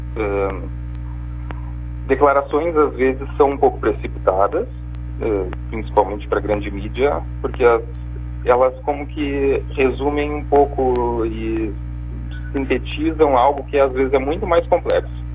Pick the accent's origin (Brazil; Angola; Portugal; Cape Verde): Brazil; Pelotas, Rio Grande do Sul; also born or lived in Marajó Island; eu sou pelotense, morei um tempo na ilha de Marajó